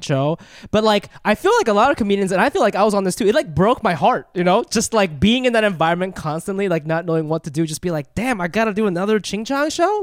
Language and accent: English; Ohio, United States; I moved here when I was eight